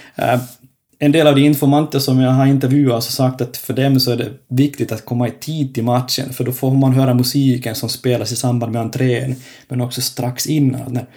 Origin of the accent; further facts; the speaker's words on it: Finland; now in Kokkola, Finland; jag är finlandssvensk